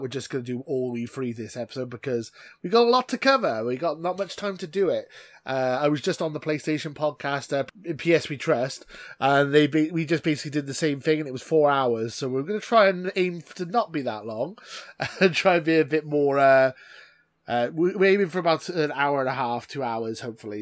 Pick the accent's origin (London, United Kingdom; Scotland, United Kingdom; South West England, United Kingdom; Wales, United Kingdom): Wales, United Kingdom; as a Welsh man, I've always been brought up that we support two teams in this country